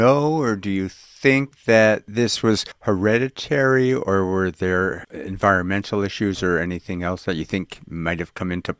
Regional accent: Winnipeg, Manitoba, Canada; moved away; I'm from Winnipeg, Manitoba, up in Canada

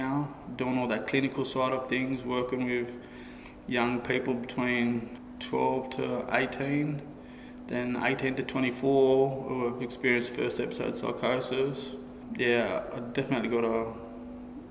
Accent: Kempsey, New South Wales, Australia; Growing up in Kempsey, it was, had its ups and downs

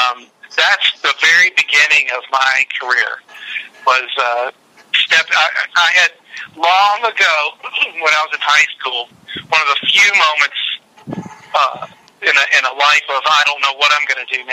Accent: Richmond, Virginia, United States; my hometown of Richmond

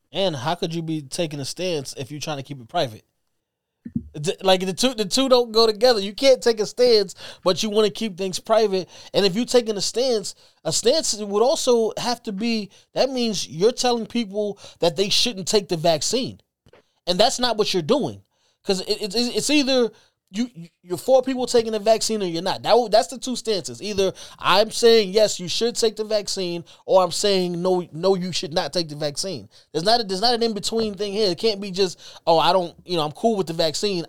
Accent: New York City, New York, United States; I'm from New York. I'm from Brooklyn.

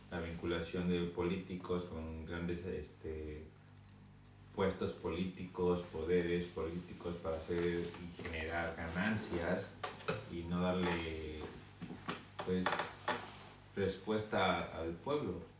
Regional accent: Michoacán, Mexico; moved away; ciudad natal, Michoacán.

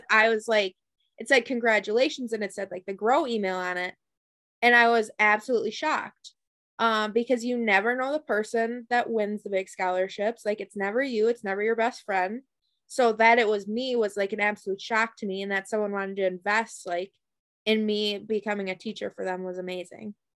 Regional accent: Fort Atkinson, Wisconsin, United States; I am from Fort Atkinson, Wisconsin. So I graduated uh, K through 12. I went there

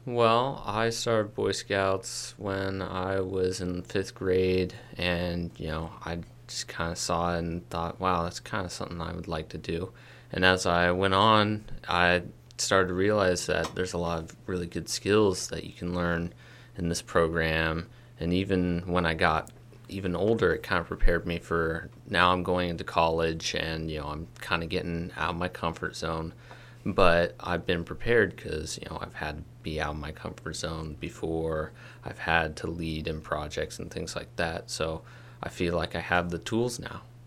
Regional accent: Kirkwood, United States; my hometown, Kirkwood.

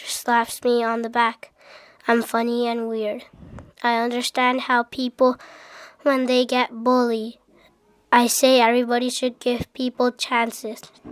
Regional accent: Japan; I'm from Japan

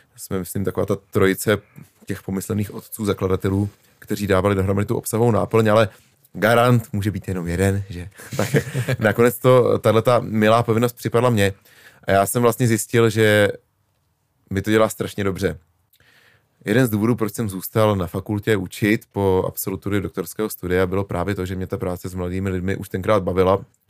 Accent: Prague, Czechia; moved away as an adult; now in Říčany, Czechia; jako rodilý Pražák, že jsem se konečně vystěhoval za Prahu

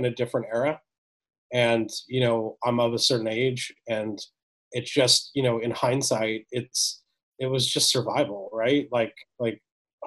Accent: United States; born or raised there

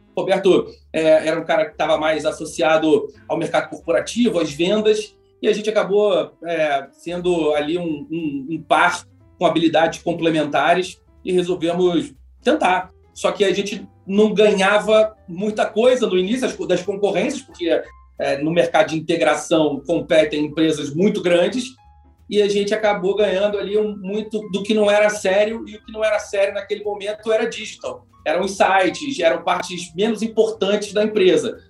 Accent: Rio de Janeiro, Brazil; sou carioca, né? então fiz aqui PUC Rio

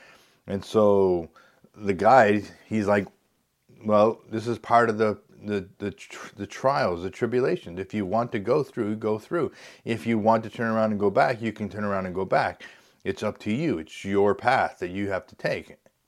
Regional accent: Canada; because we found out we're from Canada

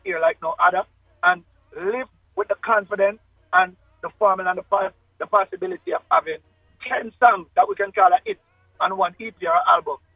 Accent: Kingston, Jamaica; I was born in Victoria Jubilee Hospital, um, downtown Kingston

